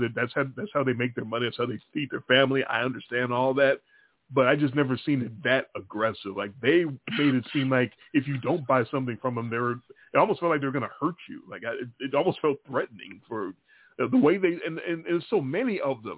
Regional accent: Chicago, Illinois, United States; I'm from Chicago

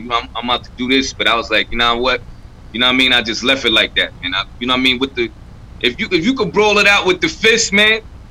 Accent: New York City, New York, United States; I grew up in Crown Heights

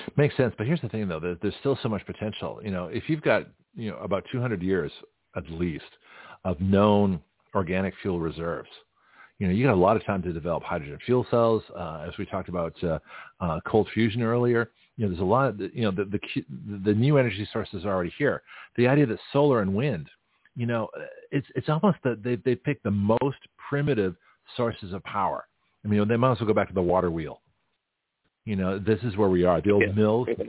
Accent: Toronto, Ontario, Canada; moved away; also born or lived in San Francisco; from Toronto, my hometown

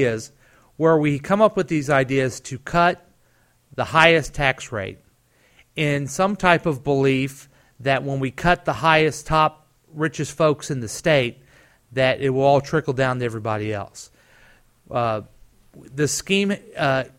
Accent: Independence, Missouri, United States; I grew up in Independence.

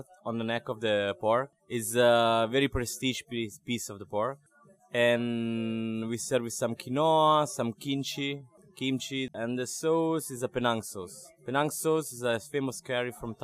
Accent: Italy; English is a second language; moved away; I grew up in Italy

